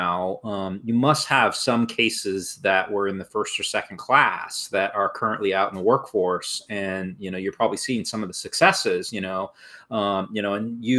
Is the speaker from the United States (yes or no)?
yes; Seattle, Washington, United States; growing up in the Seattle area, Microsoft was always like the great